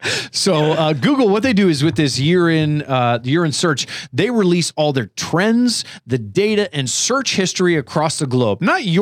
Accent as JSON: {"language": "English", "region": "Scotland", "country": "United Kingdom", "said": "Oh, I am Scottish, actually."}